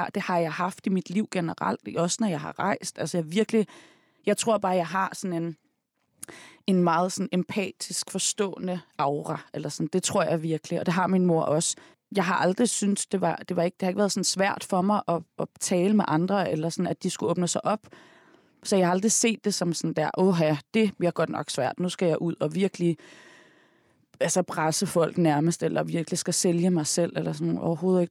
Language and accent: Danish; Denmark; Jeg er, jeg født opvokset i Danmark. Mm. Jeg er opvokset i Rygparken og i Tænkbjerg